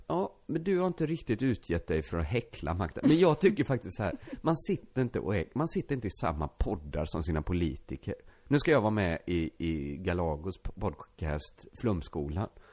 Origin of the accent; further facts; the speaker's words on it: Borås, Västra Götaland, Sweden; när jag växte upp i Borås innerstad